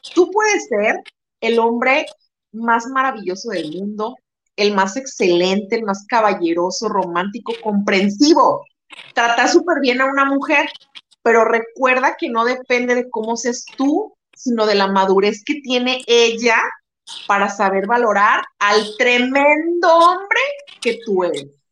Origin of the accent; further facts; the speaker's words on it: Guadalajara, Jalisco, Mexico; moved away as an adult; now in Tijuana, Mexico; somos tapatías, somos de Guadalajara, pero en este momento yo estoy radicando en Tijuana